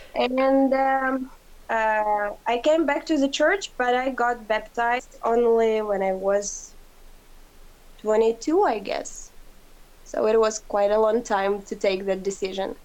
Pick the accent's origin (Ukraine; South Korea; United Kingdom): Ukraine; I'm from Ukraine